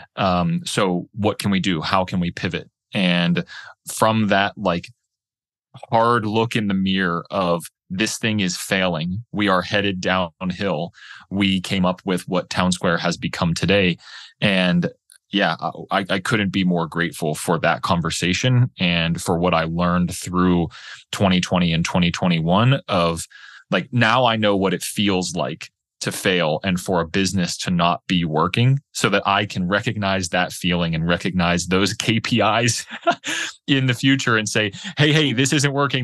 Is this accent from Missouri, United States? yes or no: no; Pittsburgh, Pennsylvania, United States; moved away as an adult; also born or lived in Boulder, Colorado; my wife and I, we grew up in Pittsburgh, Pennsylvania.